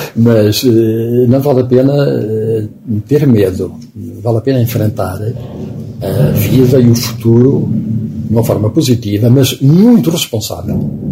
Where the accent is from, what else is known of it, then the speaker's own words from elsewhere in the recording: Oliveira do Hospital, Centro, Portugal; moved away; a casa onde eu nasci, que agora, que agora é um pequeno palacete, na altura era um monte de ruínas, onde eu fui criado